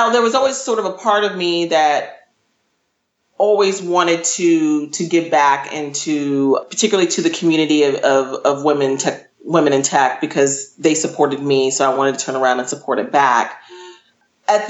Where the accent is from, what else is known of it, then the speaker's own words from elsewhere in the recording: Northern Virginia, United States; moved away as an adult; also born or lived in Texas / Washington, D.C.; I'm from the DC metro area. I was raised in Northern Virginia, but my family on my mother's side is from Texas